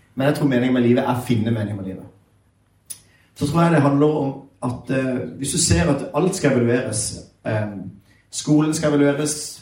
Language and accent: Norwegian; Sørlandet, Norway; jeg er sørlending, så jeg prater litt seinere